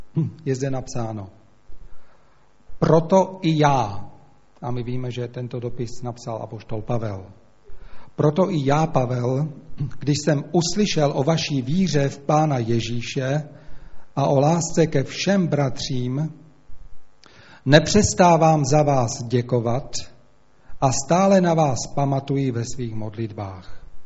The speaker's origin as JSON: {"language": "Czech", "country": "Slovakia", "accent": "Slovak", "first_language": "Slovak", "second_language": "Czech", "moved": "yes", "said": "slovenština nejenom, že je to můj rodný jazyk"}